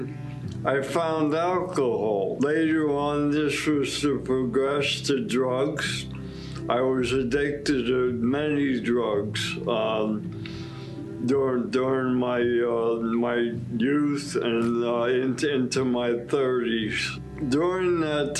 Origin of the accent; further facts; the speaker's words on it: New York City, New York, United States; I was born in Brooklyn, New York, with an Irish Catholic